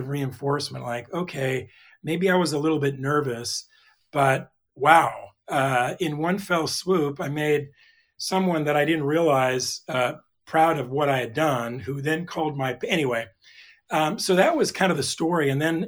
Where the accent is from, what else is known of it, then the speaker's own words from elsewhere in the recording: California, United States; And again, I grew up in Southern California.